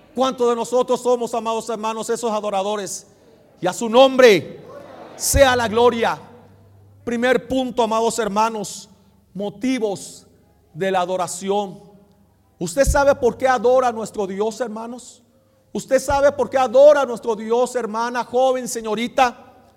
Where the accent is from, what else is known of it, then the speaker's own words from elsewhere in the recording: Mexico; somos mexicanos, pero nuestra nacionalidad allá está